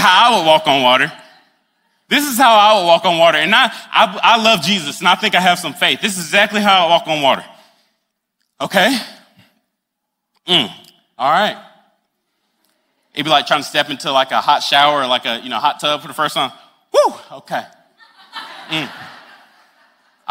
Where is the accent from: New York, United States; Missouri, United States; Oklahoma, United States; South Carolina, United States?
South Carolina, United States; Greenwood; moved away as an adult; now in Charleston, United States; I'm from the upstate. I'm from Greenwood, small town